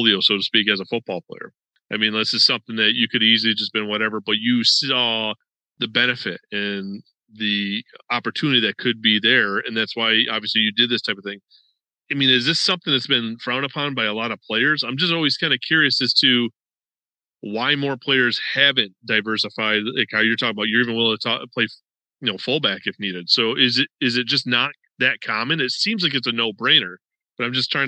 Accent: New York, United States; now in Florida, United States; I'm originally from New York

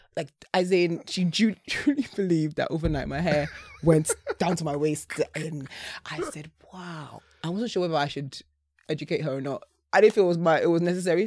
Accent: Essex, East of England, United Kingdom; growing up in Essex

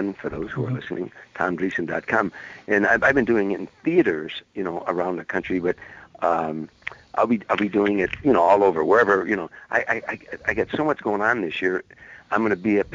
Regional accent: Chicago, Illinois, United States; moved away; it's my hometown, and mm-hmm. I know everybody in the town

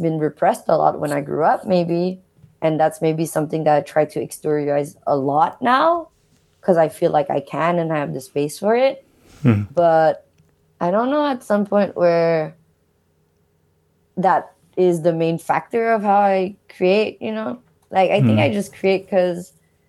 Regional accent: Montreal, Quebec, Canada; they met in Canada, and I was born in Montreal

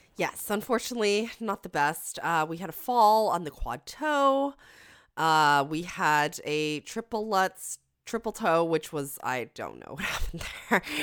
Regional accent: Canada; I'm Canadian.

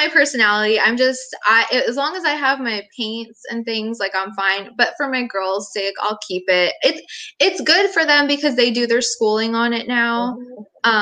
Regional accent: Pennsylvania, United States; now in Fayetteville, United States; I'm from Pennsylvania

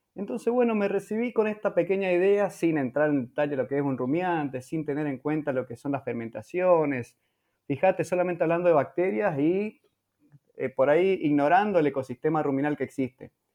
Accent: Presidencia Roque Sáenz Peña, Chaco, Argentina; Nací y vivo actualmente en Presidencia Roque Saspeña, en la provincia del Chaco

